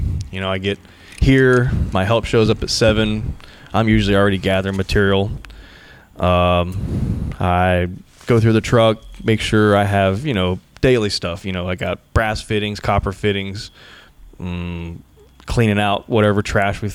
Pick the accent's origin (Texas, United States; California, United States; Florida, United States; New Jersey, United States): Florida, United States; Chiefland; moved away; also born or lived in Gainesville, Florida; Central Florida, born and raised. I was born in Gainesville. I grew up in a little town called Chieflin, Florida.